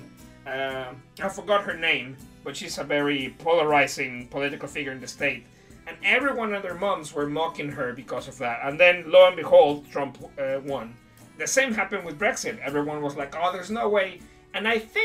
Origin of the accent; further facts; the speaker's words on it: Mexico; English is a second language; moved away as an adult; also born or lived in Brighton, United Kingdom; now in United Kingdom; I come from Mexico